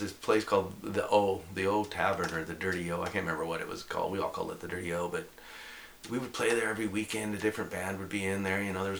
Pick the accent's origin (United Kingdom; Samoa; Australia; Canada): Canada; also born or lived in Dallas, Texas; now in Toronto, Canada; I'm a Canadian. I like being in Canada.